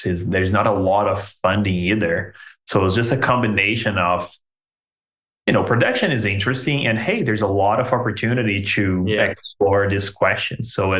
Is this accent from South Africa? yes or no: no; Belo Horizonte, Minas Gerais, Brazil; now in Canada; I'm from this tiny little town with 4 million people called Belo Horizonte.